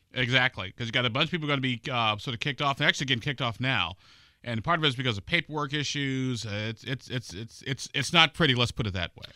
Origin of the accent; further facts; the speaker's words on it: Illinois, United States; now in Indiana, United States; my home state of Illinois